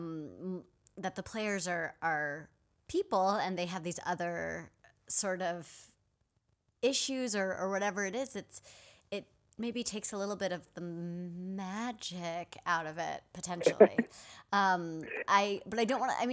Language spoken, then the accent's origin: English; Redwood City, California, United States; my hometown, Redwood City, California